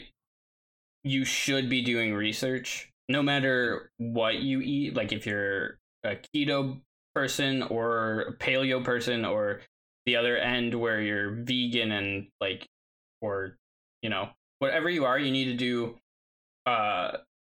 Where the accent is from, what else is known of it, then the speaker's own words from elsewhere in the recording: Wisconsin, United States; I'm from Wisconsin